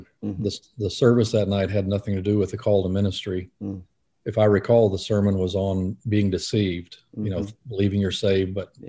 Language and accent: English; Fort Pierce, Florida, United States; So I was raised mostly in South Florida